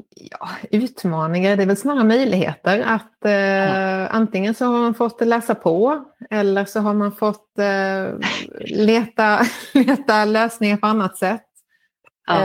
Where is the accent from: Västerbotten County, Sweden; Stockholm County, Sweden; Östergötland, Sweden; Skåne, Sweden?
Skåne, Sweden; Lund; moved away as an adult; now in Madrid, Spain; jag kom ursprungligen från Lund